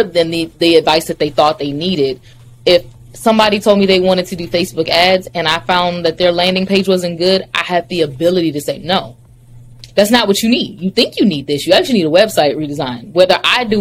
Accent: Baton Rouge, Louisiana, United States; I grew up in Baton Rouge

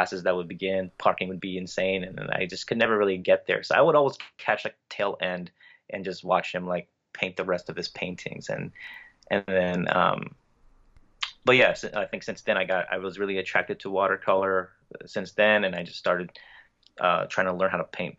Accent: Bay Area, California, United States; I'm from the States here in California, Bay Area

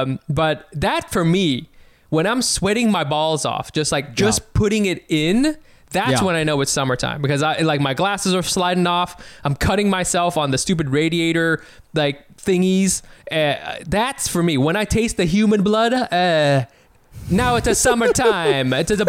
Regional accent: California, United States; from Southern California, and I know it is

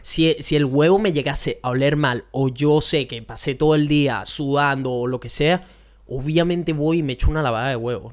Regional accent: Venezuela; como un venezolano

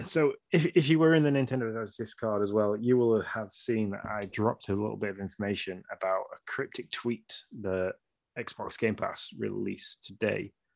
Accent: Yorkshire and the Humber, United Kingdom; I'm from Yorkshire

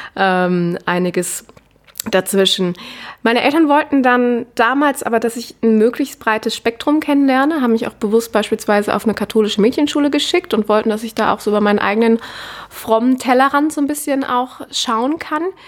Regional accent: Cologne, North Rhine-Westphalia, Germany; moved away as an adult; now in Vienna, Austria; ich komme ursprünglich aus Köln, lebe jetzt seit ziemlich genau drei Jahren in Wien

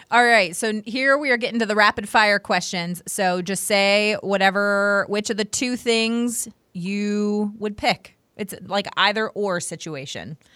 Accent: Washington, D.C. area, United States; I grew up, so I grew up right outside of Washington, D.C.

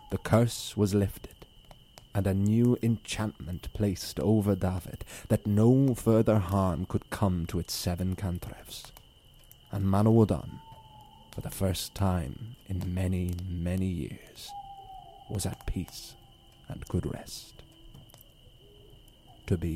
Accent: Ireland; also born or lived in Nigeria; So our podcast is basically group of Irish Nigerian lads who tell their stories, growing up in Ireland as well as Nigeria

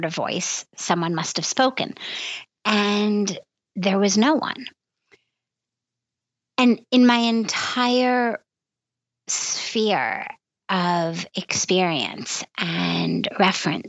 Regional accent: United States; being American

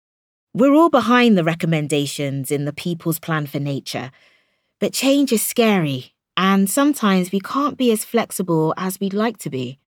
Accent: Minnesota, United States; now in United Kingdom; I was born and raised in Minnesota in the US. At weekends, we stayed with friends in the country and we'd have bonfires under the stars.

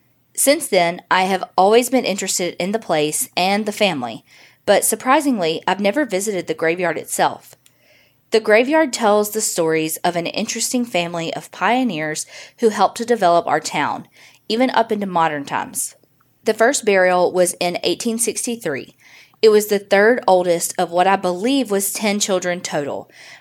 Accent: Mesquite, Texas, United States; I was born and raised in Mesquite, Texas, which is located near Dallas.

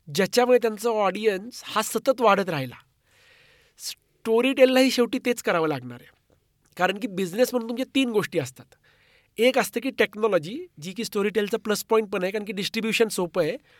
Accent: Marathi, Maharashtra, India; मी मराठी असल्याचा

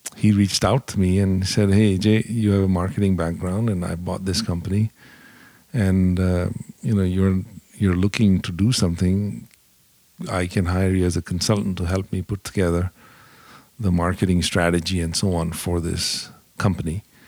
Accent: India; moved away as an adult; also born or lived in Dallas, United States / Indianapolis, United States; now in United States; I grew up in India

